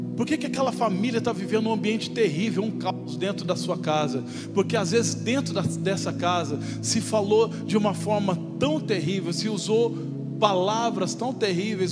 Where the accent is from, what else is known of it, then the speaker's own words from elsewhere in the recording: Brazil; eu sou brasileiro